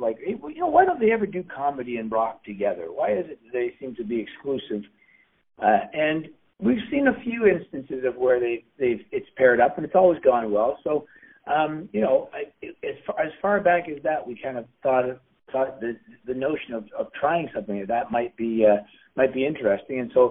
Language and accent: English; Canada; I'm a Canadian